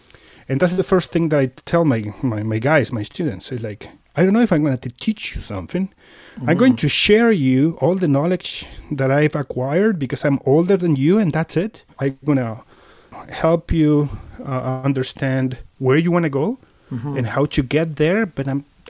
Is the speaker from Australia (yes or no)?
no; Mendoza, Argentina; moved away as an adult; now in Edmonton, Canada; I'm originally from Argentina. I'm born and raised in Mendoza, which is the wine region of Argentina